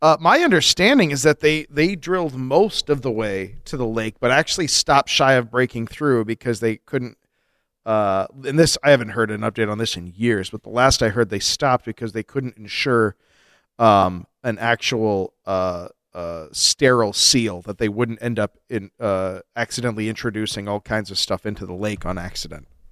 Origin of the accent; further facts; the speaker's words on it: Colorado, United States; also born or lived in Flint, Michigan (family); I was a fugitive fetus. Made a break for Colorado.